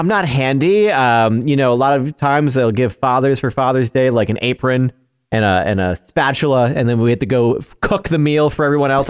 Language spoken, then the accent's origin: English; New York, United States; born or raised there; moved away